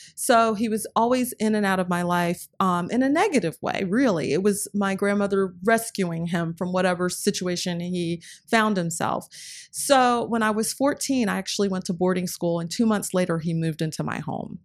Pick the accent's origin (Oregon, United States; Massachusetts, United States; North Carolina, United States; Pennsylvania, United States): North Carolina, United States; I grew up in North Carolina